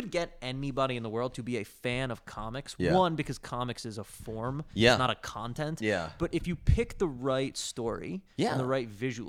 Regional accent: New Jersey, United States; Like, ultimately, I'm a dude from New Jersey, grew up with brothers and played sports.

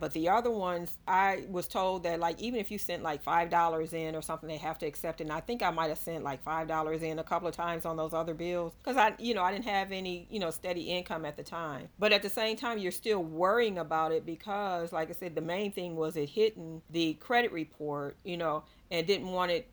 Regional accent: Ohio, United States; also born or lived in Georgia; now in Fairburn, United States; I am originally from Ohio, but I moved to Georgia in 1985

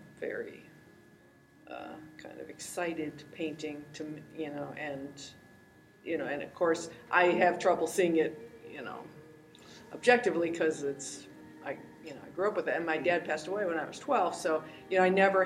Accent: Chicago, Illinois, United States; I grew up in Chicago.

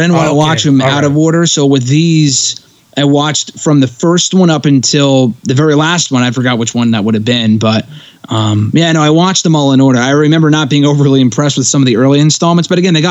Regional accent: Connecticut, United States; my home state of Connecticut

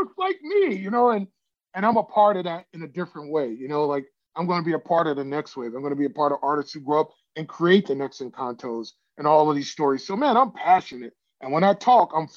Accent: Chicago, Illinois, United States; moved away as an adult; also born or lived in Iowa; I grew up in Chicago

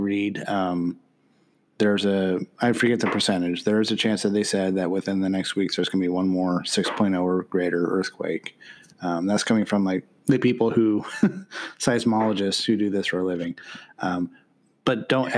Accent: Pennsylvania, United States; moved away; I grew up in Pennsylvania

